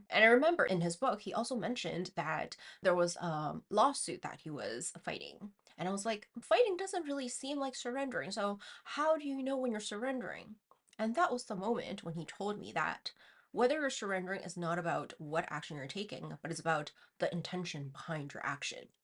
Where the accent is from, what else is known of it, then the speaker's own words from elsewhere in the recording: China; moved away; growing up in China